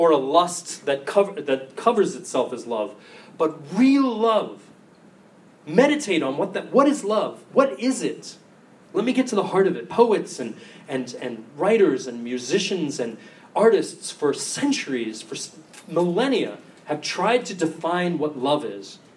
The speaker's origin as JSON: {"language": "English", "country": "United States", "said": "I'm American"}